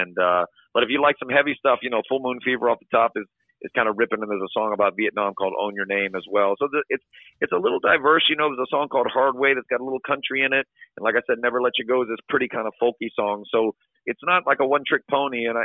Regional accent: Florida Keys, United States; also born or lived in Boston / Cincinnati; In, in Florida, it was funny. I, I never really saw a live band. You know, we were living in a small town. I mean, obviously, when I was growing up in the Keys

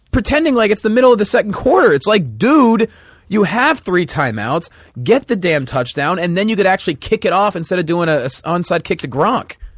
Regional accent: Pennsylvania, United States; now in Los Angeles, United States; I grew up in Pennsylvania.

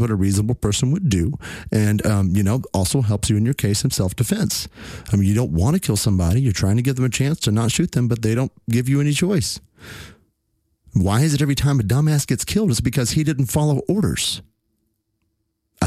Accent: Fort Worth, Texas, United States; here in my hometown, just a few miles from where I live

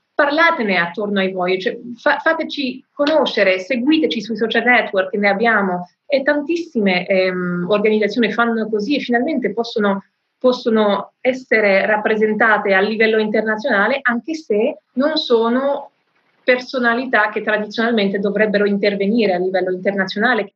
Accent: France; Nel mio paese, in Francia

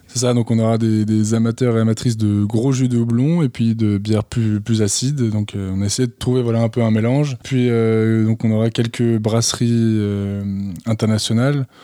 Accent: the Alps, France; je suis originaire des Alpes

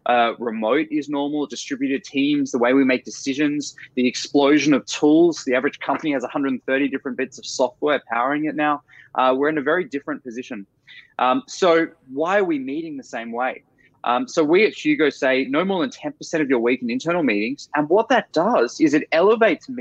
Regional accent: Australia; moved away as an adult; now in San Francisco, United States; I'm originally Australian.

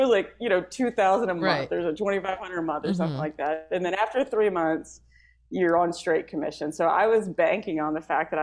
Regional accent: Bay City, Texas, United States; accent: Southern; also born or lived in Wharton, Texas; now in Los Angeles, United States; I'm from Bay City, Texas.

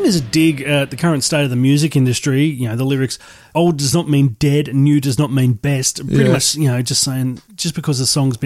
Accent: Melbourne, Victoria, Australia; we're from Melbourne

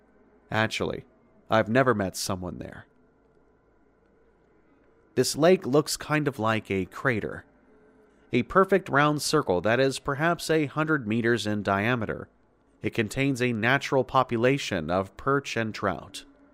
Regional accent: Sweden; English is a second language; Sorry for the bad English. As you probably understand in the beginning, I am from Sweden

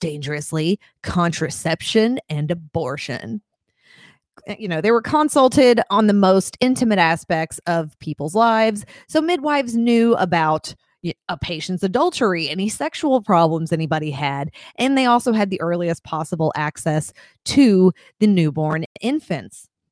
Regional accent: Lexington, Kentucky, United States; I grew up in Lexington, which is, yeah, central and eastern Kentucky

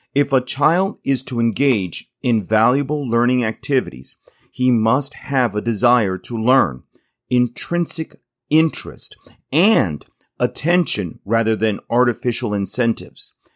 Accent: United States; also born or lived in Tennessee; I am an American public school teacher

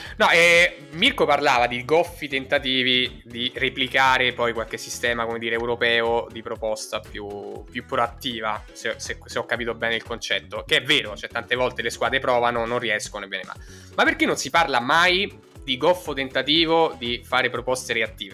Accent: San Severino, Italy; siamo entrambi di San Severino

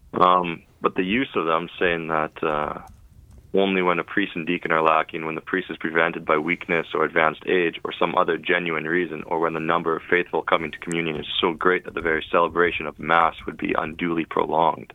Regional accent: Canada; accent: Canadian; my Canadian accent

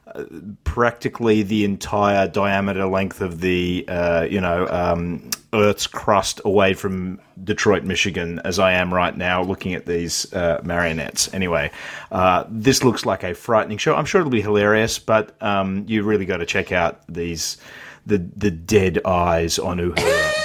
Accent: Australia; I'm Australian

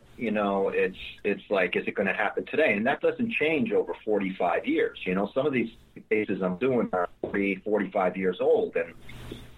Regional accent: New England, United States; my hometown in New England where I grew up.

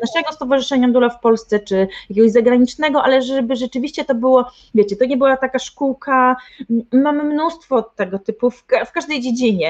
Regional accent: Tricity, Pomeranian Voivodeship, Poland; U nas w Trójmieście, ja jestem z Trójmiasta

